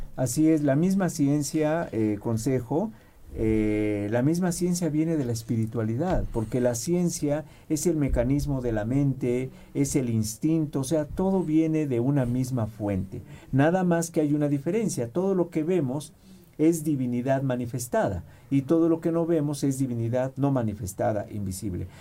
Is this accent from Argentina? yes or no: no; Mexico; soy mexicano